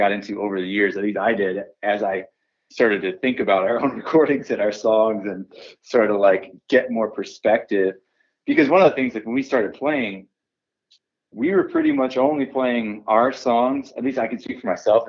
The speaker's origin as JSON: {"language": "English", "town": "Oneonta", "region": "New York", "country": "United States", "also_born_or_lived": "Ithaca, New York", "moved": "as an adult", "said": "we're from Oneonta, New York"}